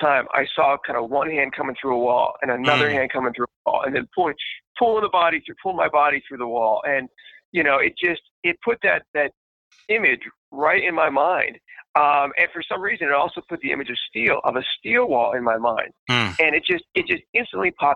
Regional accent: Pittsburgh, Pennsylvania, United States; I was born and raised in Pittsburgh

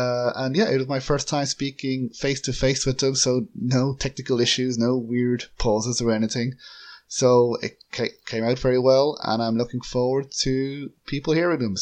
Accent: Ireland; I'm from Ireland

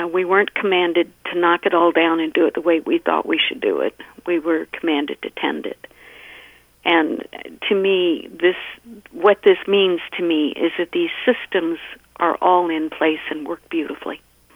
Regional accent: United States; moved away as an adult; also born or lived in Virginia / Maryland; now in Minnesota, United States; I grew up back east in Maryland and Virginia. And that's why I know I still have a little bit of an accent

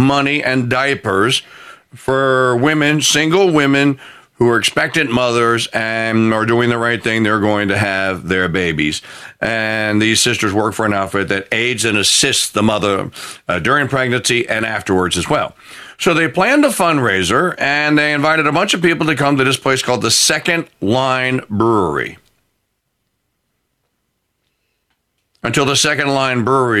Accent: New Orleans, Louisiana, United States; here in my hometown in the great city of New Orleans

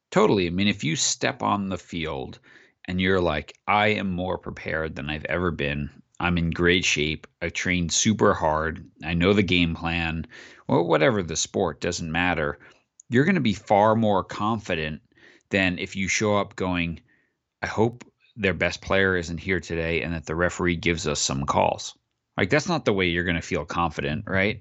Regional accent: Long Island, New York, United States; I grew up on Long Island

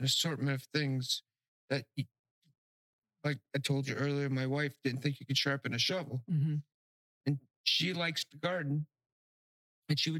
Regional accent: North Miami, Florida, United States; also born or lived in Key West, Florida / Cape Coral, Florida; now in Pine Island, United States; I grew up in North Miami, and it was a beautiful little city

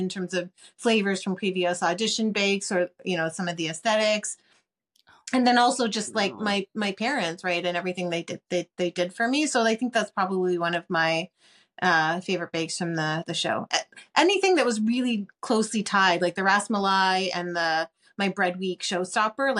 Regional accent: Toronto, Ontario, Canada; We're immigrants to Canada, my family. And I grew up in Toronto.

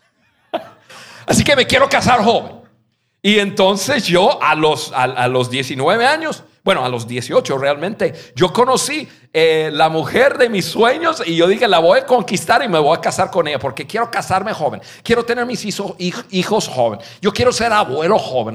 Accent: United States; Spanish is a second language; moved away as an adult; also born or lived in Mexico; Yo soy un gringo, nacido en un estado al norte de Estados Unidos, donde no conocí ningún latino en mi vida, hasta los, hasta los 19 años

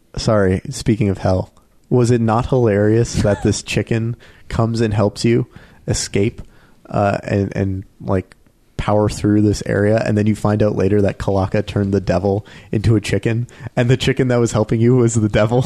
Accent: Canada; We're so Canadian.

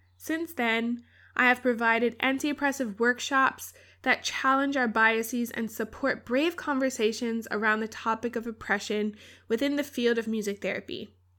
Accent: Bermuda; I grew up in Bermuda, a small island in the Atlantic

